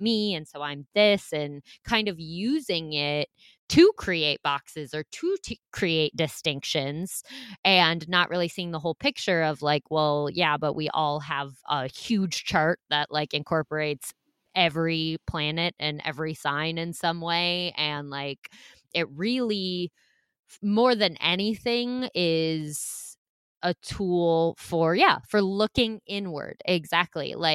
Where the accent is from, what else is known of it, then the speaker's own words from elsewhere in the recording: Iowa, United States; moved away; I grew up in the Midwest. I'm from Iowa originally.